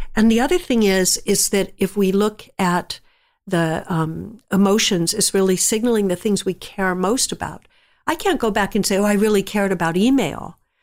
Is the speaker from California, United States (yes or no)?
yes; San Jose, California, United States; I grew up in San Jose, California, when it was all just orchard land.